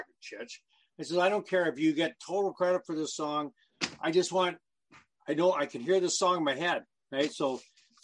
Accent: London, Ontario, Canada; my hometown of London, Ontario

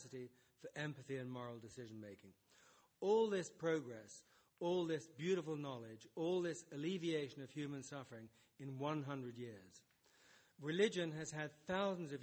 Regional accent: United States; I'm American.

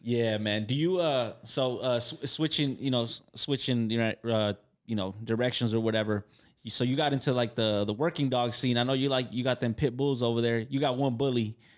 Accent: Carson, California, United States; I'm from Carson

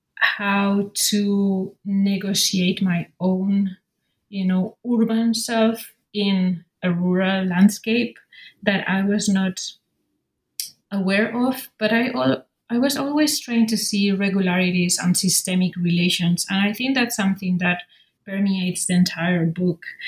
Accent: Madrid, Community of Madrid, Spain; born and raised in Madrid, in the capital of Spain

